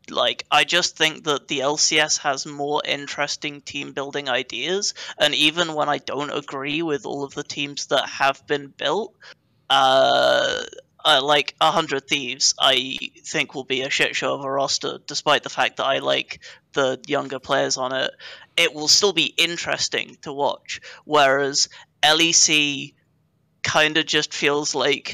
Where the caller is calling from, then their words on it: United Kingdom; I'm calling from the United Kingdom